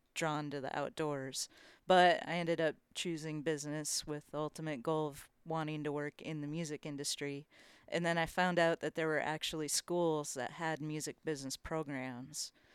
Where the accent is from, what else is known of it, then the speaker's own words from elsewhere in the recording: Minnesota, United States; now in Nashville, United States; I grew up here in Minnesota, and I grew up fishing walleye mostly